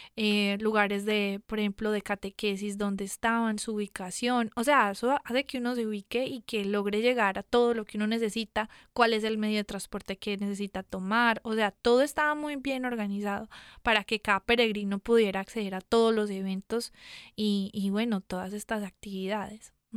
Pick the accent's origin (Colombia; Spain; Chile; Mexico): Colombia; Medellín, Antioquia; moved away as an adult; also born or lived in San Diego, California; yo soy de Medellín Colombia